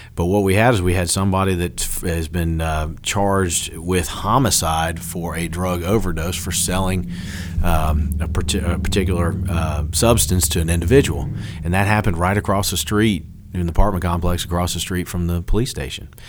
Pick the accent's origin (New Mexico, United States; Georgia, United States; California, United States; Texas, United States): Georgia, United States; Dunwoody; I loved growing up there and, and growing up in Dunwoody